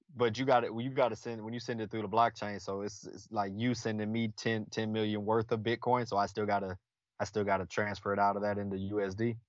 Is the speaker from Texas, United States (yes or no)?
yes; Killeen, Texas, United States; I'm from Killeen, Texas, uh, born and raised, travel for a living now